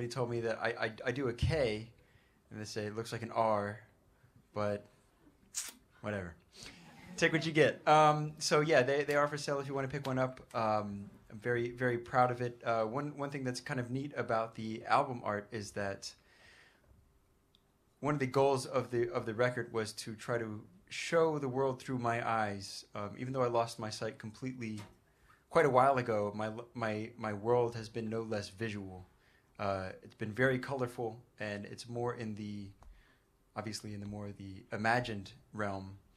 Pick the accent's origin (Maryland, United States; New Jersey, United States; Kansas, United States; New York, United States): New York, United States; Uh, this we're all from New York, and, and this this place very much feels like home.